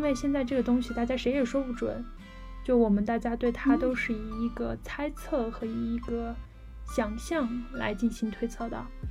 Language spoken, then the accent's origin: Chinese; Sichuan, China; 就是咱们四川人的祖先